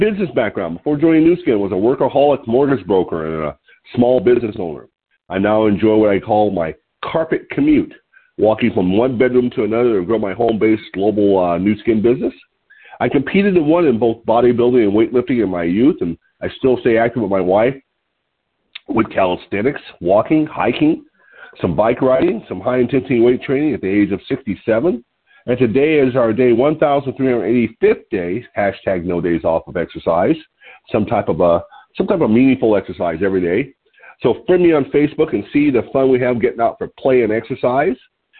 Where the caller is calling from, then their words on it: Lompoc, California, United States; I'm calling in from Lompoc, California, which sits 54 miles north of Santa Barbara on California's beautiful central coast.